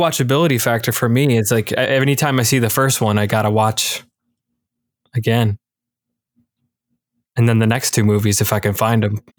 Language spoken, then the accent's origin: English; Michigan, United States; I'm from Michigan.